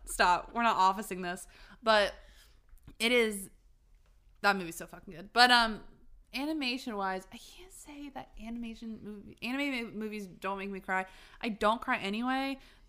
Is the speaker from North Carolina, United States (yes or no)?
yes; North Carolina, United States; also born or lived in Rhode Island; I'm from Rhode Island. Lynn's what's up? Island. But I, like, grew up in North Carolina.